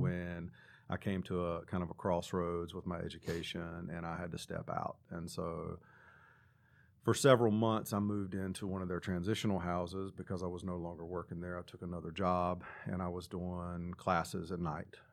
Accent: Claremont, North Carolina, United States; also born or lived in Hickory, North Carolina; Claremont is the little bitty town in Catawba County that I, I grew up

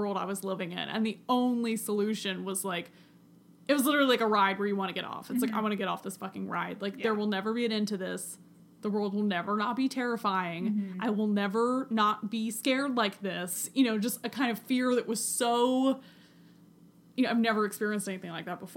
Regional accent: United States; also born or lived in Scotland; as an American not living in America

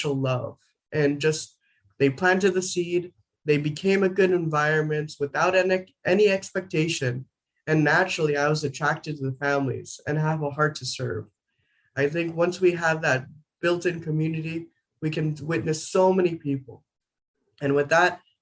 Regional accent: Arizona, United States; also born or lived in New Mexico; I was born in New Mexico and raised in Arizona

